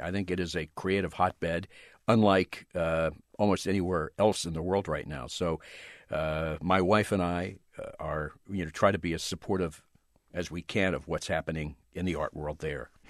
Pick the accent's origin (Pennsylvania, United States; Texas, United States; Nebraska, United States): Pennsylvania, United States; outside Philadelphia; moved away; also born or lived in Los Angeles; I grew up right outside Philadelphia